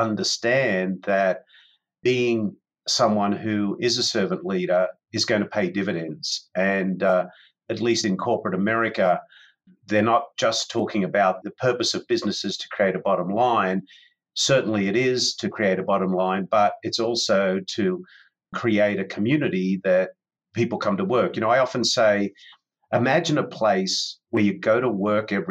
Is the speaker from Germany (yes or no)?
no; Sydney, New South Wales, Australia; moved away as an adult; now in San Diego, United States; Back in 1994, I moved from Sydney, Australia, which is my home, to San Diego